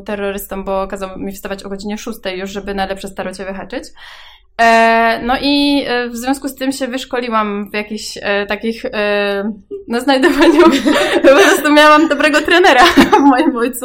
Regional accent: Włocławek, Kuyavian-Pomeranian Voivodeship, Poland; ja pochodzę z Włocławka

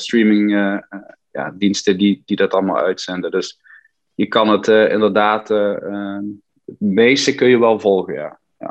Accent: Limburg, Netherlands; now in United States; ik, blijf wel Nederlander in hart en nieren

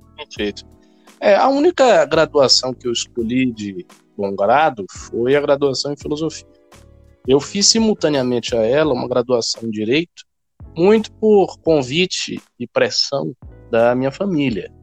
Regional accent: Salvador, Bahia, Brazil; moved away as an adult; now in São Paulo, Brazil; eu nasci em Salvador, no estado da Bahia, e vivi por lá a minha vida inteira, na verdade. Eu nunca, nunca morei em outro lugar, com exceção agora aqui de São Paulo, bem recentemente.

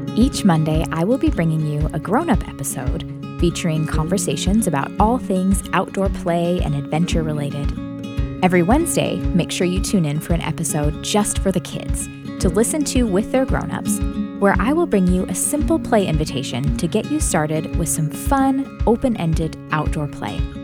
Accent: Illinois, United States; moved away as an adult; now in Tennessee, United States; I grew up in Illinois

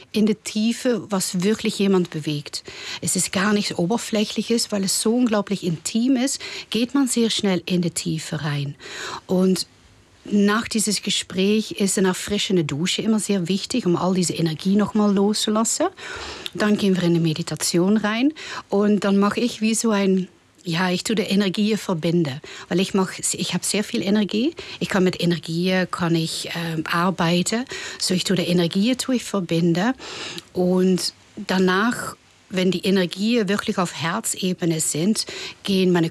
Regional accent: Netherlands; German is a second language; ich meine, ich komme aus den Niederlanden. Ich bin sehr experimentierfreudig

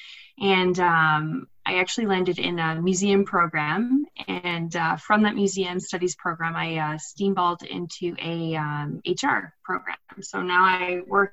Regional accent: Ottawa, Ontario, Canada; also born or lived in Michigan State (university); I live in Ottawa. I grew up in Ottawa, just outside of it, I guess, in Richmond.

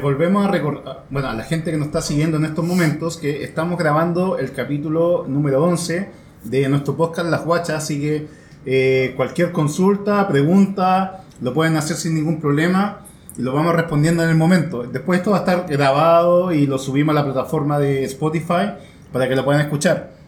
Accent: Santiago, Santiago Metropolitan Region, Chile; yo nací en Independencia, pero eh, a los meses me, eh, Tuvimos que ir a vivir a eh, a la, periferia

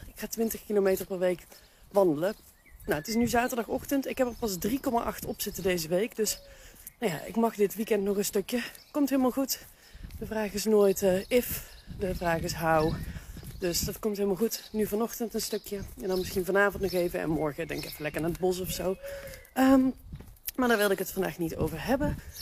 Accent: Veldhoven, North Brabant, Netherlands; moved away as an adult; now in Nijmegen, Netherlands; Veldhoven is ook de plek waar ik opgegroeid ben. Daar heb ik de eerste 30 jaar van mijn leven gewoond

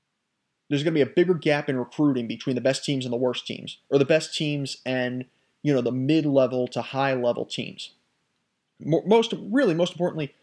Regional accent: United States; especially as an American

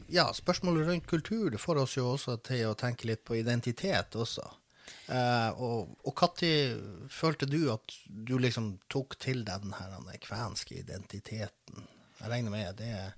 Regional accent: Båtsfjord, Finnmark, Norway; jeg vokste opp i Båtsfjord

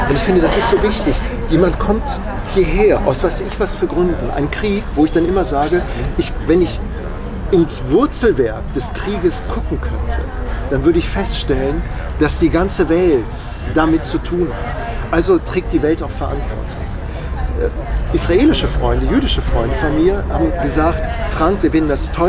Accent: Hanover, Lower Saxony, Germany; Also ich bin in Hannover groß geworden und da, hat man, da, da reden die Hannoveraner nichts gegen die Hannoveraner. Äh, aber die reden immer so auf einer Tonhöhe.

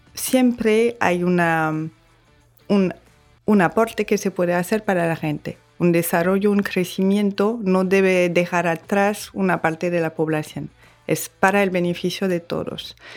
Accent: Bordeaux, Nouvelle-Aquitaine, France; accent: French; Spanish is a second language; moved away as an adult; now in Dominican Republic; nací en Burdeos, en Francia

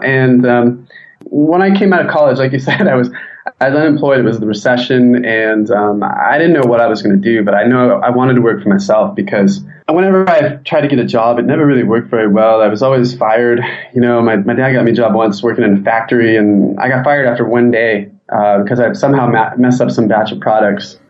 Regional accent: San Diego, California, United States; I'm from San Diego

